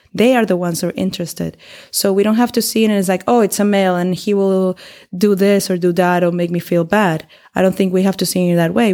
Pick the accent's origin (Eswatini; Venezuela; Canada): Venezuela; moved away as an adult; now in Berlin, Germany; I come from Venezuela, and I've been living here in Berlin for three years already.